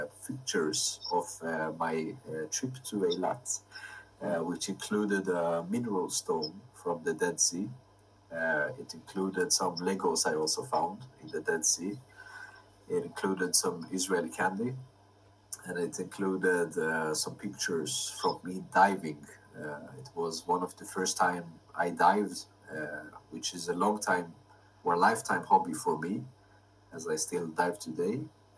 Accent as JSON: {"language": "English", "country": "Sweden", "tie": "born there", "said": "So I was born in Sweden and I lived abroad for many years"}